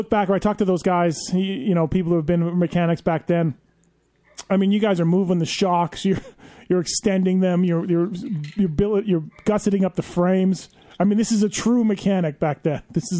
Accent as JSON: {"language": "English", "country": "Canada", "tie": "born or raised there", "said": "growing up in Canada."}